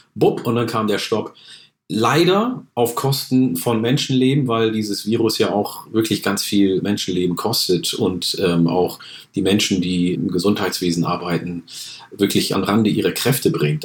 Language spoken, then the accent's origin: German; Oromia, Ethiopia; now in Germany; In meiner Heimat äh, Oromia in Äthiopien